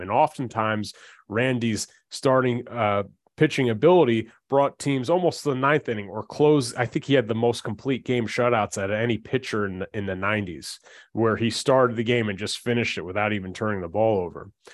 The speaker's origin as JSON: {"language": "English", "region": "New Jersey", "country": "United States", "said": "we're from Jersey"}